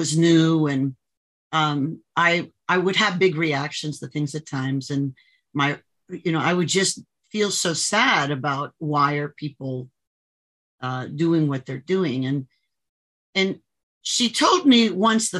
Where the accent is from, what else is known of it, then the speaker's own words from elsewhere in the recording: Miami, Florida, United States; I grew up in Miami area